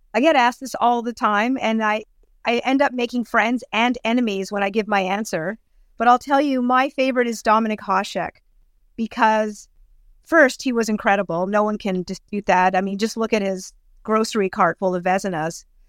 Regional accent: Thornhill, Ontario, Canada; I grew up in Thornhill, not too far from Mitch Marner.

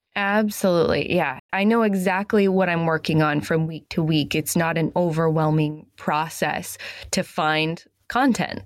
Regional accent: New England, United States; I'm from New England. I live in Maine.

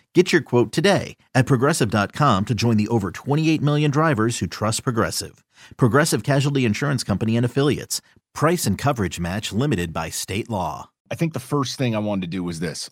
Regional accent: New York, United States; now in Detroit, United States; I'm a New Yorker

